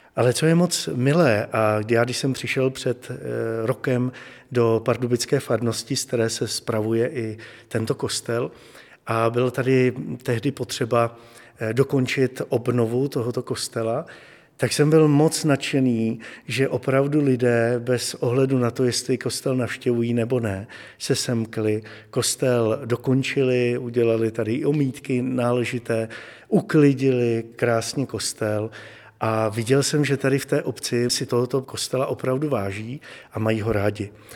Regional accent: Hradec Králové, Hradec Králové Region, Czechia; ač pocházím z Hradce Králové

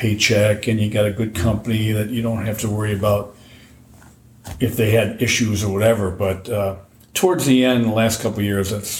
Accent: Dearborn Heights, Michigan, United States; I grew up in Dearborn Heights, Michigan

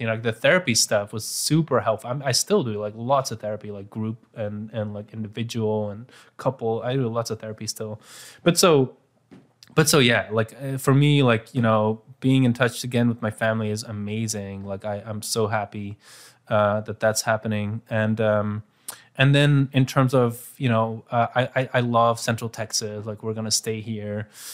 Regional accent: Bruges, Flanders, Belgium; my hometown Bruges

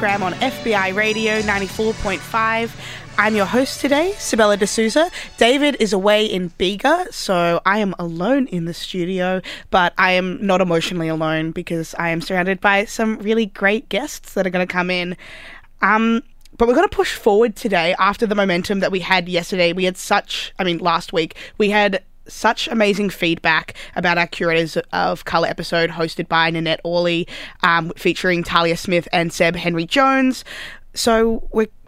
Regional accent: Wellington, New Zealand; now in Australia; I was born in Wellington.

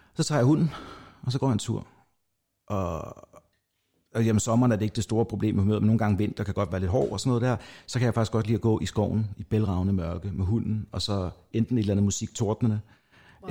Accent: North Zealand, Capital Region of Denmark, Denmark; jeg kommer fra Nordsjælland af

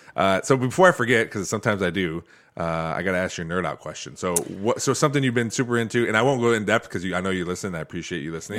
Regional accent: Toledo, Ohio, United States; I grew up in Toledo

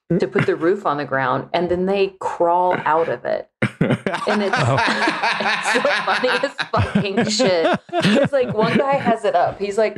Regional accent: Texas, United States; Only because like I grew up in Texas and like that's just kind of like whatever.

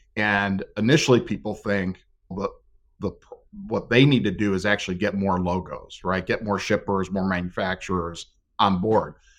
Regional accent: Northeast Ohio, United States; grew up, born and raised in Northeast Ohio

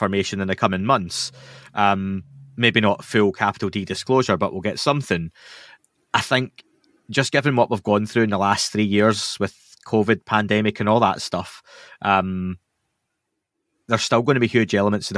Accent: Scotland, United Kingdom; I'm Scottish.

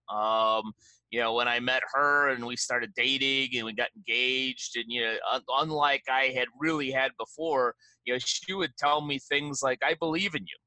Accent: Chicago, Illinois, United States; moved away; I am a Chicago guy through and through

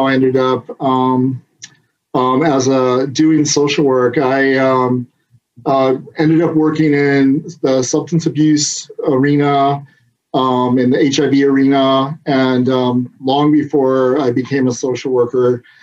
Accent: Southwest Michigan, United States; now in California, United States; I grew up in Southwest Michigan

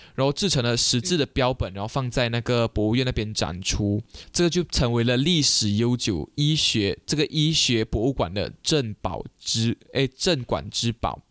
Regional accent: Malaysia; 我们马来西亚人

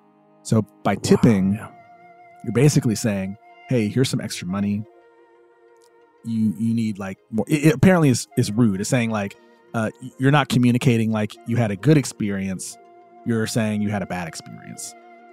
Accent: United States; growing up in America

